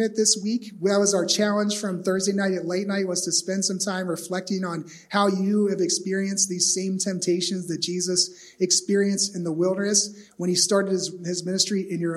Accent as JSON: {"language": "English", "region": "East Coast", "country": "United States", "also_born_or_lived": "Phoenix, Arizona", "said": "I'm from the East Coast"}